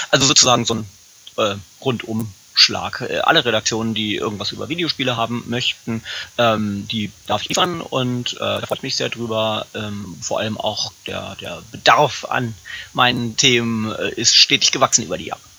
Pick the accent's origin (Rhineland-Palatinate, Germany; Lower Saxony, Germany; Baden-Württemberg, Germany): Lower Saxony, Germany; Göttingen; Also ich bin in Göttingen geboren und aufgewachsen. Ähm, müsste eigentlich jeder äh, kennen, äh